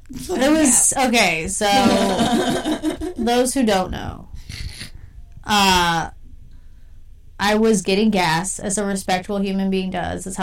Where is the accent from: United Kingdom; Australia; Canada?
United Kingdom; You have to understand we're from Britain. We don't